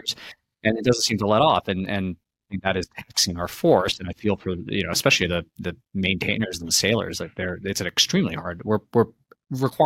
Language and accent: English; Princeton, New Jersey, United States; I was a nerdy kid growing up in Princeton from academic family, ivory tower